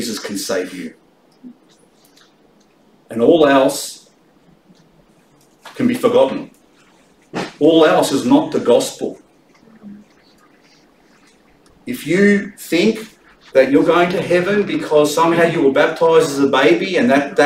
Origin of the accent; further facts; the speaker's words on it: Australia; I'm an Australian